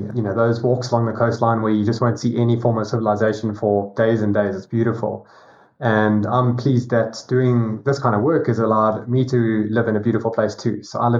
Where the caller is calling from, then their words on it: South Africa; Down at the bottom tip of Africa in South Africa.